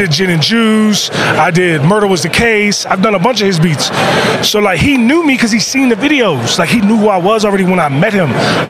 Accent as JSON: {"language": "English", "town": "Pioneer City", "region": "Maryland", "country": "United States", "said": "Where I'm from, G-shit, let's keep it real. I'm from Pioneer City."}